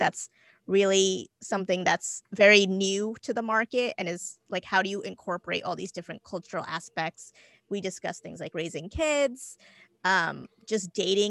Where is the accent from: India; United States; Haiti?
India; and my husband, I'm Indian. My husband is not, he's Italian.